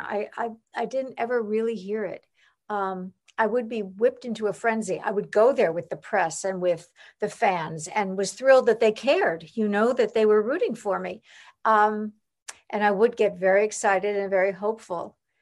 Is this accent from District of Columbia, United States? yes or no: no; Long Island, New York, United States; I grew up in New York, I mean, on Long Island, but in, in New York